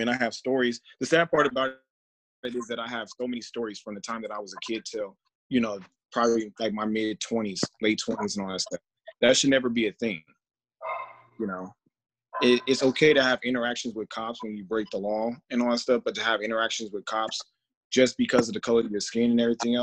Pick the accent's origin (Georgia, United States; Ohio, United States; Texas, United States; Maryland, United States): Georgia, United States; now in Las Vegas, United States; I do live in Vegas, but I'm from Georgia. And it's one of those things, like, being in the South and growing up